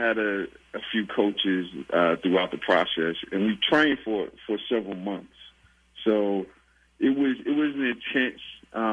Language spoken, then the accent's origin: English; Anderson, South Carolina, United States; I'm from Anderson, South Carolina.